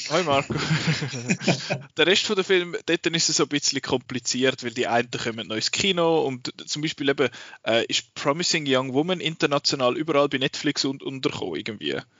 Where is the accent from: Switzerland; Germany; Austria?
Switzerland; bei uns in der Schweiz